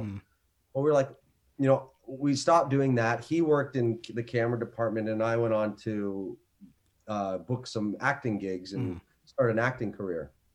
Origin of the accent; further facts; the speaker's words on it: Canada; also born or lived in Northwest Territories, Canada / Ontario, Canada; I am from Canada, beautiful Canada